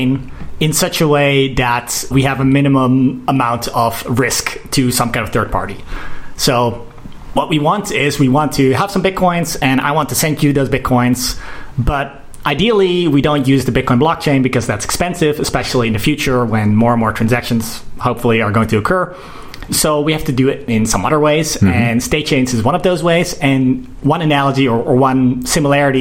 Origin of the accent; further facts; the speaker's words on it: Utrecht, Netherlands; moved away; also born or lived in South Korea; I'm also from Utrecht